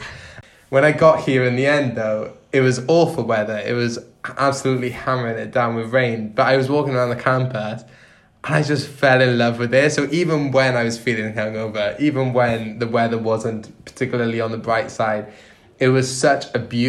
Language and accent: English; Wales, United Kingdom; moved away as an adult; I'm from Wales and Philly